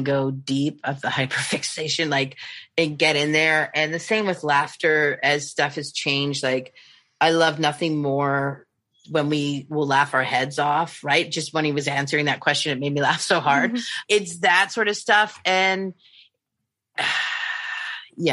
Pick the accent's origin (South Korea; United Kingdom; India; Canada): Canada; I'm Canadian